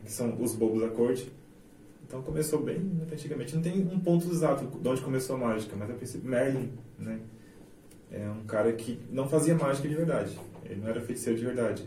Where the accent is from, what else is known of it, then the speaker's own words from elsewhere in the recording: Itaporã, Mato Grosso do Sul, Brazil; also born or lived in Jardim / São Paulo / Rio de Janeiro; Nasci em Jardim, mas sempre morei aqui em Itaporã, depois de, de Jardim.